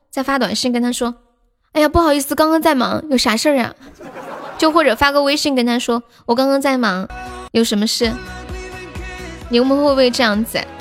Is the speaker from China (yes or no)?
yes; Sichuan, China; accent: Sichuanese; 我们四川话叫 师傅撒一周